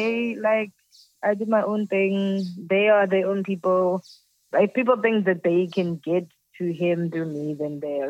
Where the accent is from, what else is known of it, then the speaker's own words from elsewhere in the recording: Durban, KwaZulu-Natal, South Africa; also born or lived in Pretoria; No, I'm from Durban and Pretoria.